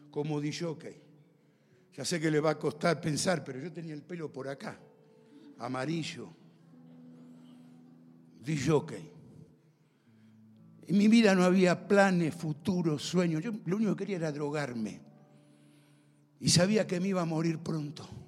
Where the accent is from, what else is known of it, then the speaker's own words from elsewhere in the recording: Argentina; Mis padres eran italianos. Yo soy descendiente de italianos. Soy argentino, italiano, americano.